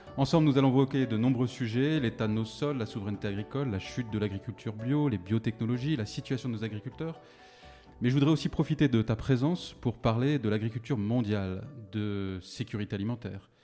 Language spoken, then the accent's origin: French; France; en tant que Français